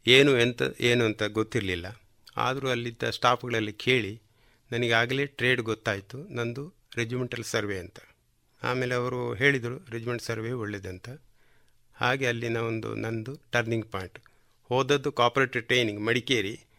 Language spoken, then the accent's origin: Kannada; Kalmadka, Karnataka, India; also born or lived in Puttur; ನನ್ನ ಹುಟ್ಟೂರು ಕಲ್ಮಡ್ಕ